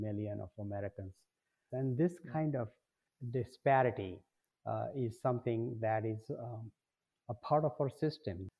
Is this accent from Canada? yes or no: no; India; moved away as an adult; now in Detroit, United States; I came, I grew up, uh, you know, across the world